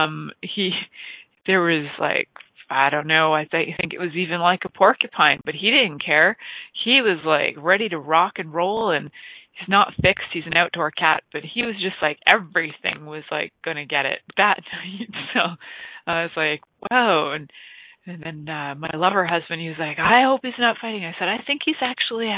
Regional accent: Canada; growing up in Canada, we have these cold winters

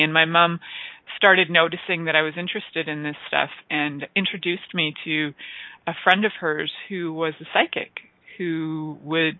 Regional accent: Toronto, Ontario, Canada; also born or lived in Niagara area; I grew up in Toronto, for the most part.

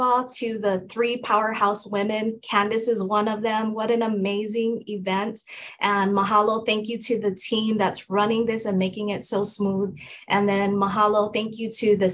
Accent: Hawaii, United States; I'm from Hawaii

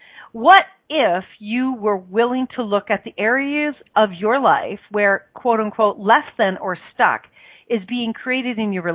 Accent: Ireland; because I'm Irish, me darling, and we're going to be doing an Irish song and dance during the whole thing.

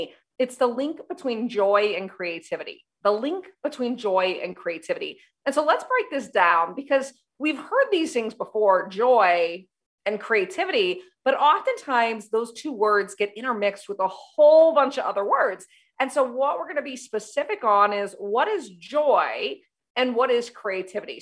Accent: United States; I'm from the United States.

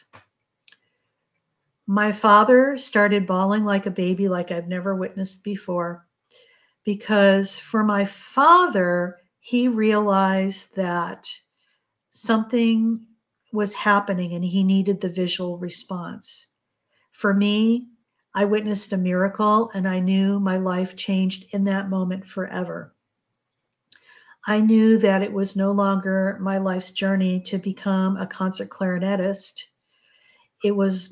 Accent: New England, Connecticut, United States; our home in Connecticut. I grew up in New England

